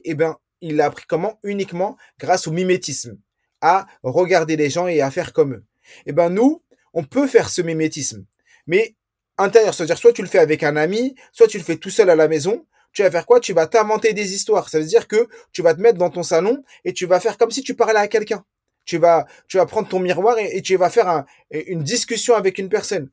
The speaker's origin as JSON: {"language": "French", "country": "France", "tie": "born or raised there", "said": "je suis né en France."}